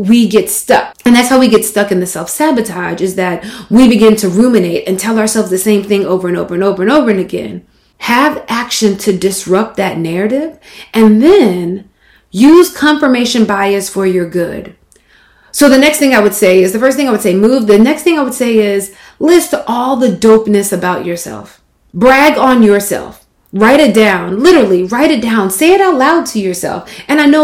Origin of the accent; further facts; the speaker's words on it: Mississippi, United States; moved away; growing up in Mississippi